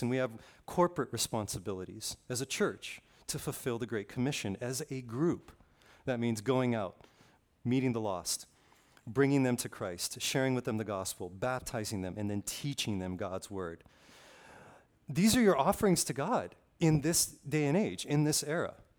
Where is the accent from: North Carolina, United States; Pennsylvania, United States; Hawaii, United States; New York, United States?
Hawaii, United States; Kailua-Kona; I grew up on the Big Island, uh, p, specifically on the west side of the Big Island, Kailua-Kona